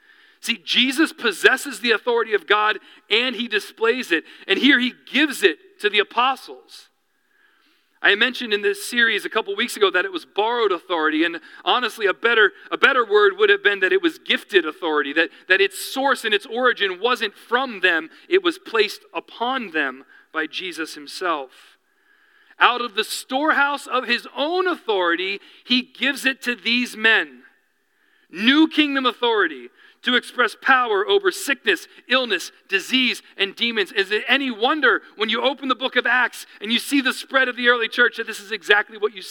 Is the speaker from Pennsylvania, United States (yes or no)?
yes; Reading, Pennsylvania, United States; now in New York, United States; We grew up outside of Reading, Pennsylvania, which is real close to, I was in between Philadelphia and Reading